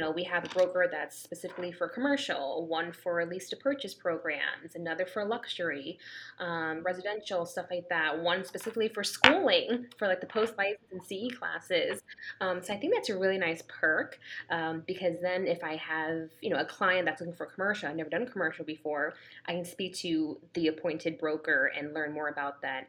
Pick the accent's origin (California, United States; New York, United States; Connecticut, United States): Connecticut, United States; Danbury; moved away as an adult; now in Atlanta, United States; I am actually from Danbury, Connecticut, so Fairfield County. So I moved down to Georgia less than two